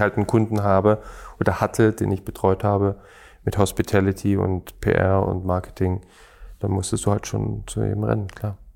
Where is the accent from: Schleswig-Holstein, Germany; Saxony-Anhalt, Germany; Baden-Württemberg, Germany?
Baden-Württemberg, Germany; Stuttgart; also born or lived in Schorndorf; Ich bin eher gebürtiger Stuttgarter